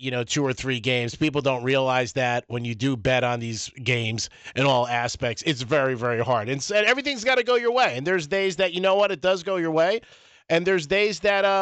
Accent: Newark, New Jersey, United States; I was born in Newark. I was actually born in Newark

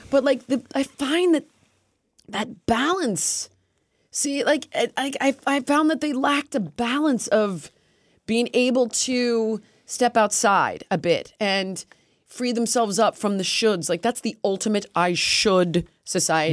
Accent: United States; stupid American, which I am

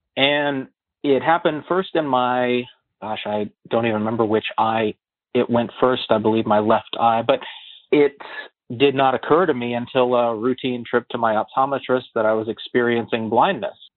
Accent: West Virginia, United States; I had planned to go to West Virginia University, the giant state school in my home state where my best friends were going

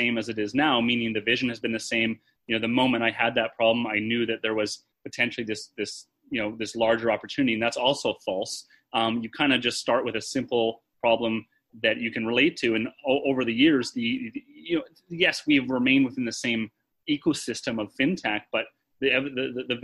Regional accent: Canada; moved away as an adult; now in United States; I grew up in Canada, came to the US for school

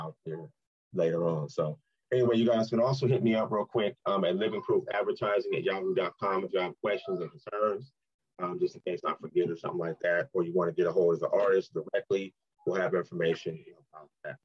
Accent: California, United States; moved away as an adult; now in Ohio, United States; I'm from California, man. I just moved to Ohio about a year and a half ago.

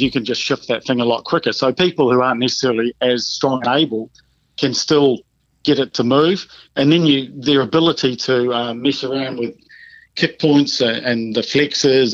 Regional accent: Dunedin, Otago, New Zealand; Balmaceda where I grew up

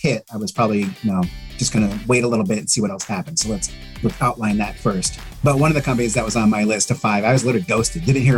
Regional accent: Denver, Colorado, United States; moved away as an adult; now in Maryland, United States; I reside in Maryland. I've been out here for almost 6 years. I was a transplant from Denver, which I miss.

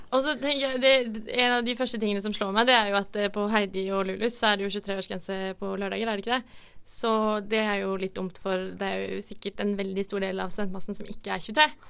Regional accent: Norway; Vi er jo nordmenn

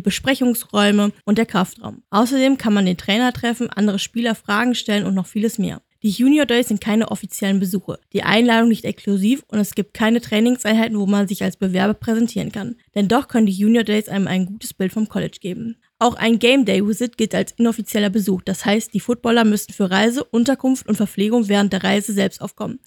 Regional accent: Germany; Bei uns in Deutschland

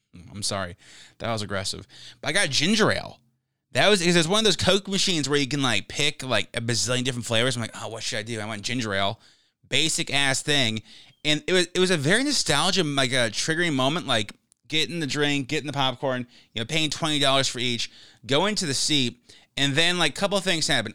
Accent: United States; I'm an American

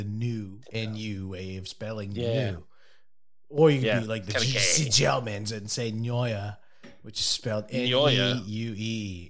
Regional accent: United States; Being American in a foreign country

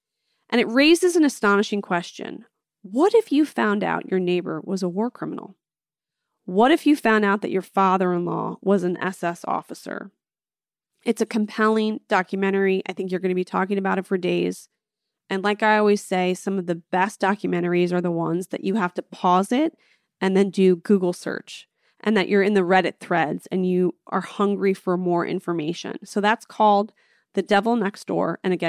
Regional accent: suburbs of Philadelphia, Pennsylvania, United States; We are both originally from Philadelphia, Pennsylvania. I'm from the suburbs

